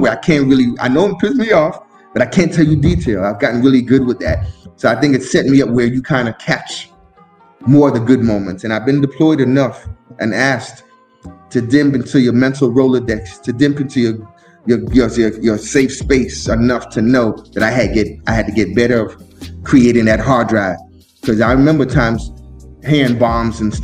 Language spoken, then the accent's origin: English; Miami, Florida, United States; also born or lived in Brooklyn, New York; I was born in Brooklyn, New York